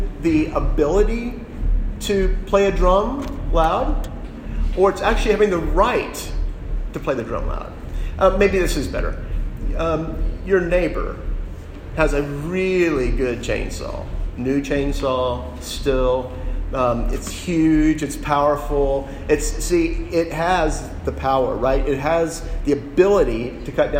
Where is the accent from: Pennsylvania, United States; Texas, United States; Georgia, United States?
Texas, United States; Dallas; I grew up in Texas. I grew up in Dallas